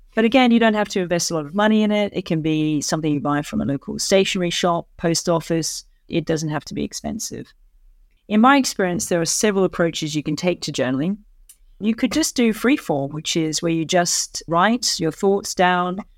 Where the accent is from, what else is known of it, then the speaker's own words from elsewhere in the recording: Australia; moved away as an adult; now in London, United Kingdom; I'm an Australian who's lived and worked in London for many years